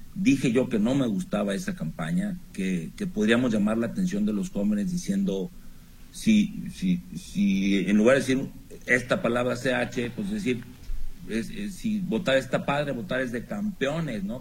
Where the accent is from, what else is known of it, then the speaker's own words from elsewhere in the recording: Chihuahua, Mexico; moved away; Yo soy norteño, chihuahuense, y allá les decíamos a, estas palabras, hasta a estas malas palabras les decíamos malas razones